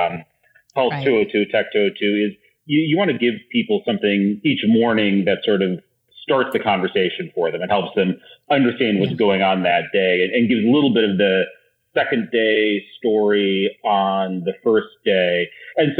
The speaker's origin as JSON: {"language": "English", "town": "Iowa City", "region": "Iowa", "country": "United States", "tie": "born or raised there", "said": "my hometown is Iowa City, Iowa"}